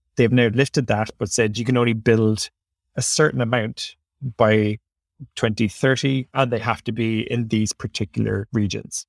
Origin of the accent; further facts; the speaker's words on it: Ireland; accent: Irish; Ireland's obviously very, is a, wait, who can tell by my accent, is quite close to my heart